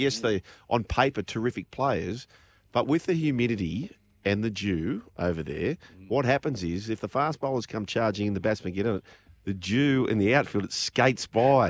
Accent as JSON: {"language": "English", "country": "Australia", "said": "I hate to admit this as an Australian."}